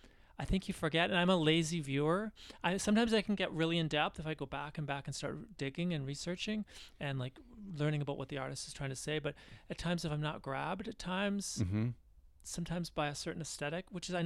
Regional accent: London, Ontario, Canada; I grew up in London, Ontario, Canada

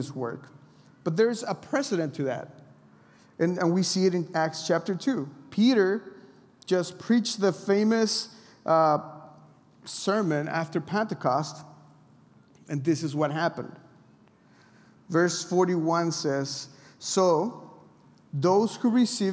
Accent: Mexico; I'm from Mexico

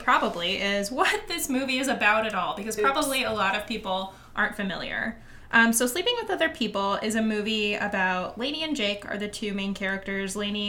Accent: Kansas City, Missouri, United States; I am from Kansas City.

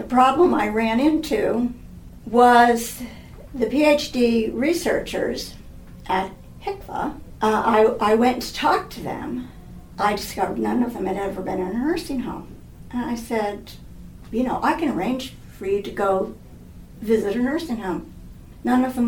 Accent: Los Angeles, California, United States; I grew up in Hollywood. My father was in the movie business.

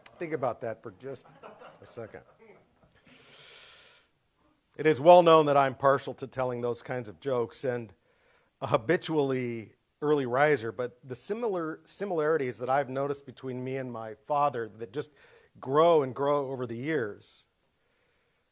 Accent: Southern California, United States; moved away; I grew up in Southern California

